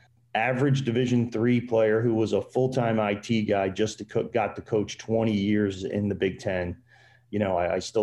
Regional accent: New Jersey, United States; one of my best friends, Dean Koski, who I grew up with in South Jersey

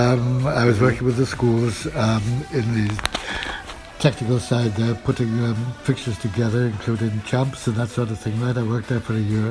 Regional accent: Wales, United Kingdom; moved away as an adult; also born or lived in Jamaica; now in England; I'm originally from Wales, and I came out to Jamaica in, well, it's 1967

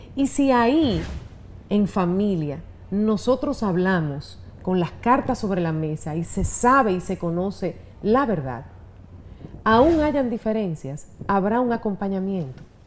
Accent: Gurabo, Santiago, Dominican Republic; moved away; mi infancia en Gurabo, que lo disfruté tanto

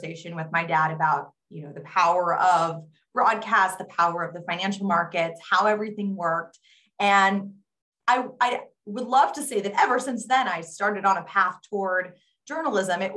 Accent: Kansas, United States; I grew up in Kansas

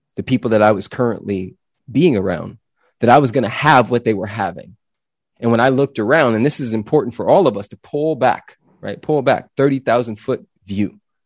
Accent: Los Angeles, California, United States; now in Austin, United States; I grew up in Los Angeles, California.

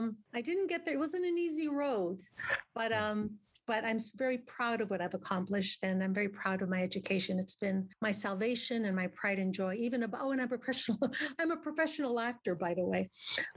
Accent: Pico Rivera, California, United States; first language Spanish; English is a second language; also born or lived in Monclova, Coahuila, Mexico / Waukegan, Illinois; And then we moved to California. I grew up in Pico Rivera, generally, most of my young adult life, elementary, middle, and high school in Pico Rivera.

